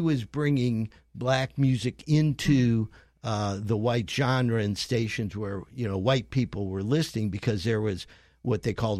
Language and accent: English; Cleveland, Ohio, United States; moved away; also born or lived in Gainesville, Florida; I grew up rooting for, you know, the Cleveland Indians and the Cleveland Browns